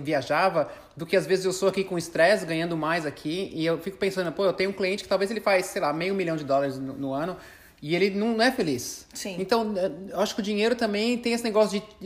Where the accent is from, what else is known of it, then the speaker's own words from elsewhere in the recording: Brazil; a gente é brasileiro